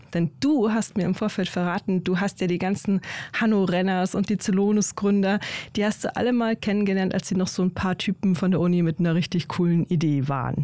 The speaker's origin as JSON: {"language": "German", "region": "Bavaria", "country": "Germany", "tie": "born or raised there", "moved": "yes", "lives_now": "Berlin, Germany", "said": "aus meiner Heimat, nämlich aus Bayern"}